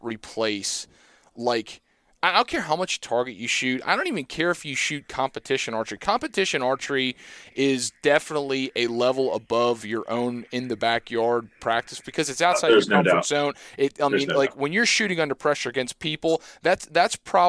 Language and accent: English; Southeast Pennsylvania, United States; I'm from Southeast Pennsylvania